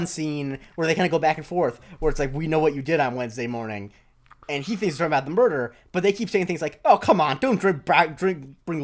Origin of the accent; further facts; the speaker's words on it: Florida, United States; moved away; the orthopedic surgeons back in Florida, as you might imagine, because of all the old people, were uber wealthy. Like, they were like probably the richest people in my hometown